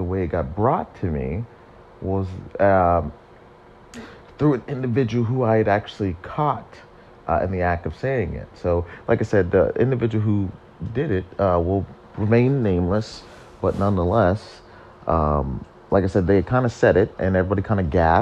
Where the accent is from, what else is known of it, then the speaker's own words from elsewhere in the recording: Ohio, United States; I am born and raised in America, in Ohio